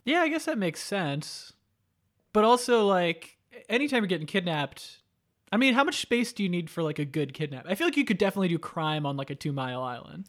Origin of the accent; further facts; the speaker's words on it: Florida, United States; also born or lived in New York; I, uh, grew up, though, in Florida